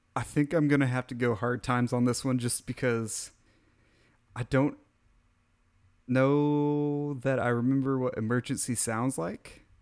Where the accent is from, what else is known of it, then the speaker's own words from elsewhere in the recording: Midwest, United States; I'm from the Midwest